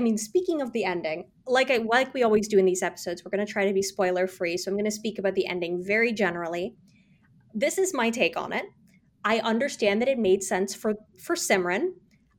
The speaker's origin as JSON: {"language": "English", "region": "South India", "country": "India", "said": "I'm South Indian, you're Punjabi."}